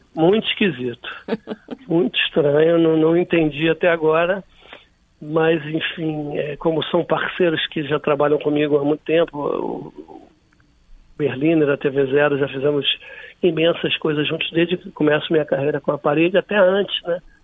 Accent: Rio de Janeiro, Brazil; sou da Zona Norte e moro atualmente na Zona Sul

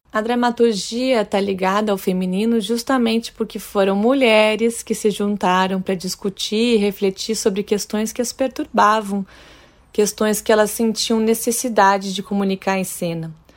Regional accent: Santa Maria, Rio Grande do Sul, Brazil; moved away as an adult; now in Rio de Janeiro, Brazil; no interior do Rio Grande do Sul, Santa Maria, que é minha cidade natal.

